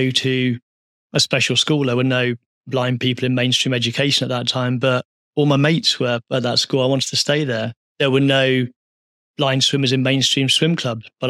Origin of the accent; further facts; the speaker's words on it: Midlands, United Kingdom; I grew up in the Midlands, a working class town